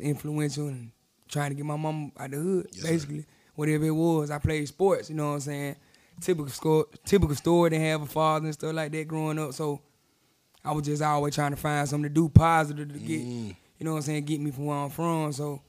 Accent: Tuscaloosa, Alabama, United States; Tuscaloosa, Alabama.

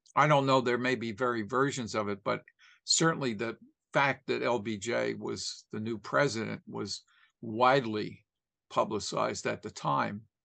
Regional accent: Philadelphia, Pennsylvania, United States; I was from Philadelphia

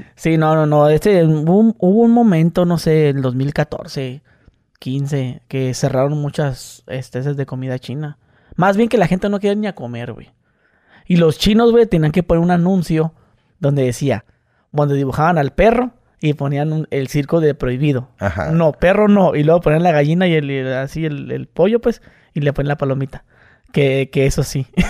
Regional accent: Mexicali, Baja California, Mexico

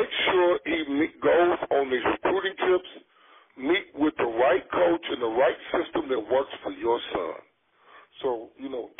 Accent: the South, United States; I grew up in the South, so obviously there wasn't any hockey

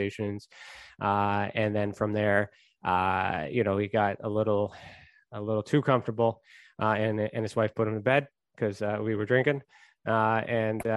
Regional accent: Canada; I am Canadian

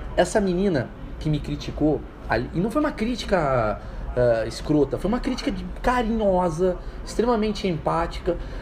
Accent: Brazil; como brasileiro, aqui no Brasil

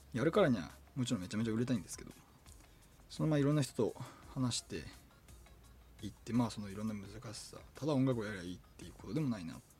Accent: Tokachi, Hokkaido, Japan; メンバー全員僕と同じ十勝出身です

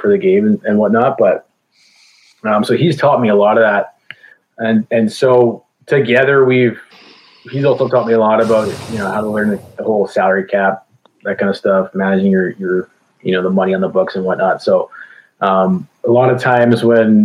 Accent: Calgary, Alberta, Canada; moved away as an adult; also born or lived in Okanagan, British Columbia / Chilliwack, British Columbia; now in Kelowna, Canada; I'm from Calgary. I just moved to BC.

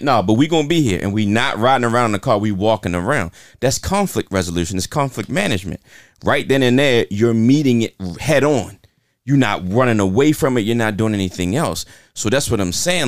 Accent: Baltimore, Maryland, United States; I'm from South Baltimore

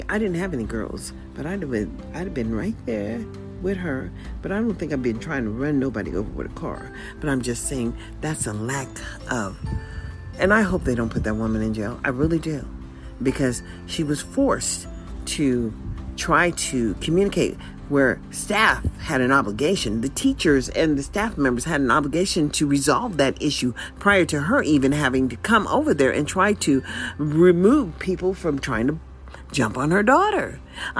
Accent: United States; I was born in the USA

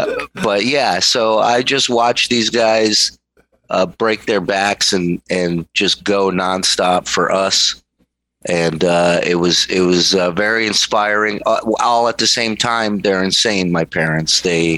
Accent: Israel; born there; Yeah, I was born in Israel.

